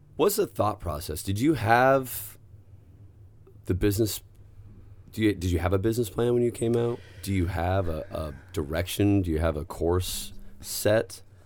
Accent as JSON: {"language": "English", "area": "the Northwest", "region": "Pacific Northwest", "country": "United States", "tie": "born or raised there", "moved": "yes", "said": "I grew up in the Northwest."}